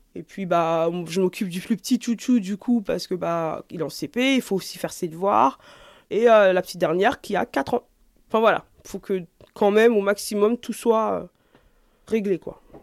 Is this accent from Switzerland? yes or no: no; France; je suis née ici, je suis née en France, euh, j'ai grandi ici